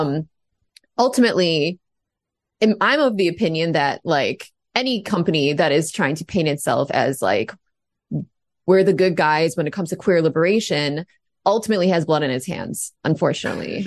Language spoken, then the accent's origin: English; United States; I'm an American